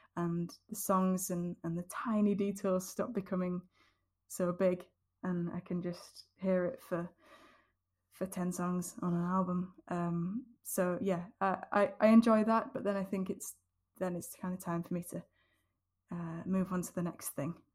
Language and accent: English; Yorkshire and the Humber, United Kingdom; the scene that I grew up with in Yorkshire